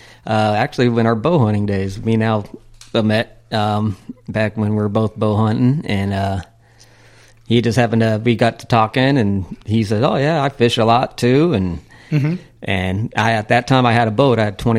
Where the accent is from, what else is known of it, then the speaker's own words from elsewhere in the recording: Chino, California, United States; I grew up in Chino.